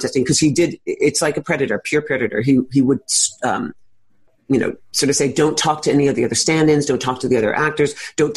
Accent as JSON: {"language": "English", "town": "New York City", "region": "New York", "country": "United States", "tie": "born or raised there"}